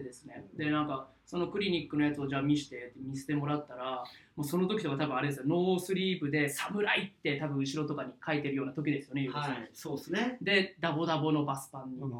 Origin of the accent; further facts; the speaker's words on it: Omura, Nagasaki, Japan; now in Fukuoka, Japan; 長崎の大村本当僕の地元のところで